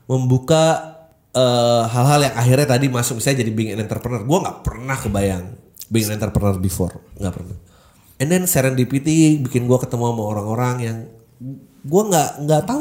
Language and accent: Indonesian; South Jakarta, Jakarta, Indonesia; karena gue lahir dan besar di Jakarta Selatan